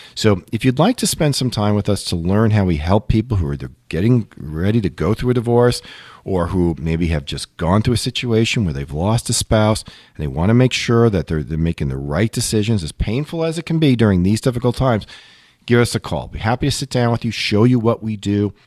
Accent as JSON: {"language": "English", "area": "Long Island", "region": "New York", "country": "United States", "tie": "born or raised there", "said": "as a kid, I grew up in Long Island."}